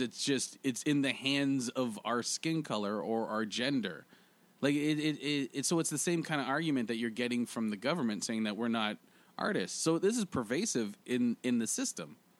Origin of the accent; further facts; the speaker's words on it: Canada; now in Toronto, Canada; as Canadian comics